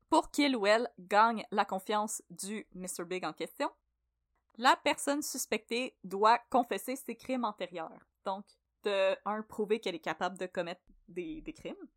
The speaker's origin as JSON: {"language": "French", "town": "Brossard", "region": "Quebec", "country": "Canada", "tie": "born or raised there", "said": "j'ai grandi à Brossard"}